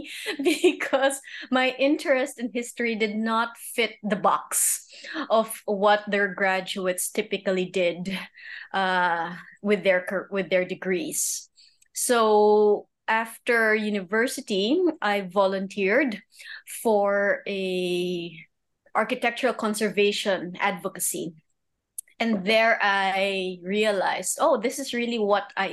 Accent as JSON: {"language": "English", "town": "Manila", "region": "Metro Manila", "country": "Philippines", "tie": "born or raised there", "also_born_or_lived": "Cambridge, Massachusetts", "said": "I grew up in Manila, but I do have a year overseas."}